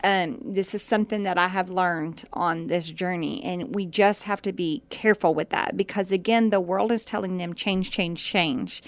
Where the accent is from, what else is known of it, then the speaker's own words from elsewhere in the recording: Indiana, United States; now in Texas, United States; I grew up in Indiana and basketball was a thing there